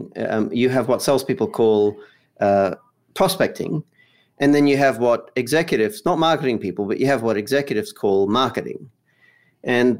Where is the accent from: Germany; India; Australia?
Australia; moved away as an adult; now in Los Angeles, United States; I'm based in Los Angeles, although I grew up in Australia